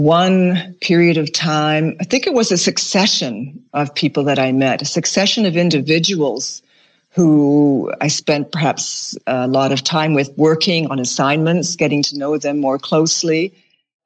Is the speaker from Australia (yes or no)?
yes; Bunbury, Western Australia, Australia; moved away; I was born on the seacoast in Western Australia.